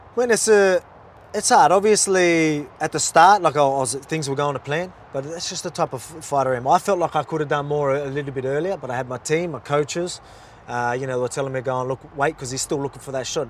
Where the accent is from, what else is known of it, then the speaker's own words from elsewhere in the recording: Australia; I'm from Australia